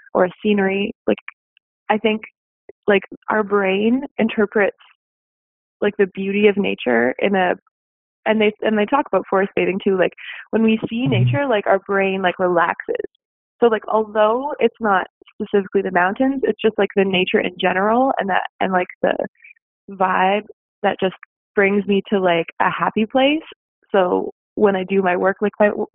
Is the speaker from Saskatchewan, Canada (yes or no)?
yes; Saskatchewan, Canada; now in Canmore, Canada; I'm from Saskatchewan, so we really have a whole lot of nothing to look at from far away.